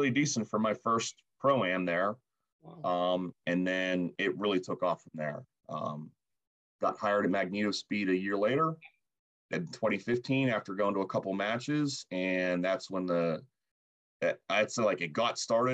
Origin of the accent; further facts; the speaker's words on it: Pittsburgh, Pennsylvania, United States; I grew up in Pittsburgh, just north of Pittsburgh.